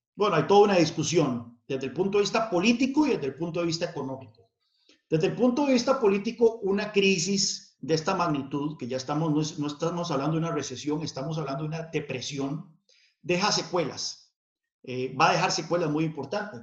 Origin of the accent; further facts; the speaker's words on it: San Carlos, Alajuela, Costa Rica; Yo crecí en, el contexto de la Guerra Fría, eh, no muy lejos de la frontera con Nicaragua, que eran uno de los puntos calientes de esa Guerra Fría, eh, ahí en San Carlos.